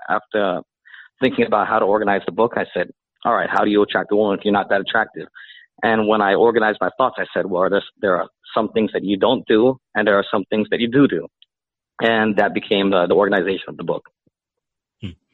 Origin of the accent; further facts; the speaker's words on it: Philippines; now in United States; I'm Filipino